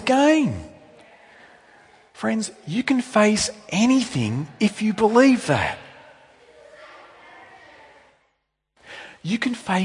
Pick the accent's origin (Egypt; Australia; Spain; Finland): Australia; New South Wales; moved away as an adult; now in Victoria, Australia; I'm from New South Wales originally.